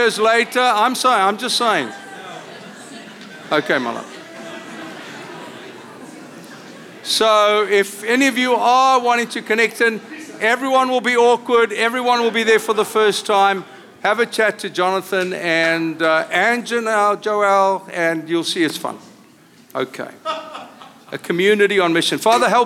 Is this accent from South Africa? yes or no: yes; South Africa; accent: South African; now in Costa Mesa, United States; I come from South Africa, as you hear by accent.